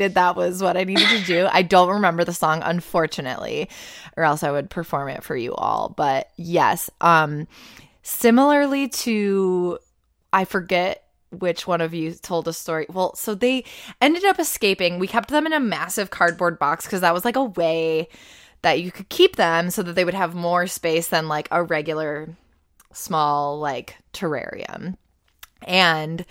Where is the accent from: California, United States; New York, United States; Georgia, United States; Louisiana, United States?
New York, United States; Buffalo; I grew up around Buffalo, it's always been cold as fuck.